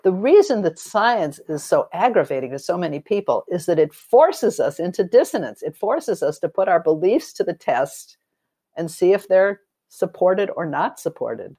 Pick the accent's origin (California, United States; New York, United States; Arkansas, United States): California, United States; Los Angeles; I grew up in Los Angeles during the time of, uh, McCarthy and the Blacklist